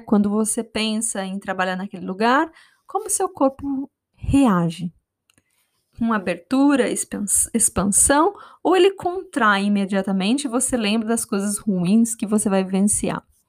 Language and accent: Portuguese; Brazil; eu cresci no Brasil